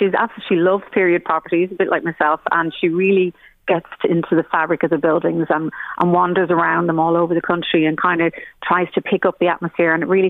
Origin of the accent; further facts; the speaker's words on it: Ireland; Back to your own country, this, or where are you from? And you're like, well, I'm from Ireland.